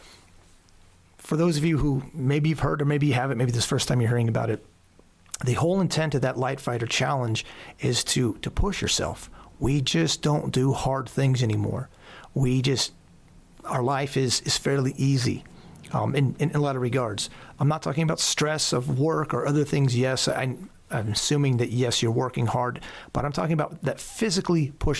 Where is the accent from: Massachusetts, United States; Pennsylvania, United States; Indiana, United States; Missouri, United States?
Pennsylvania, United States; Southern Lancaster County; also born or lived in Houston, Texas / Colorado Springs, Colorado; I was raised in Pennsylvania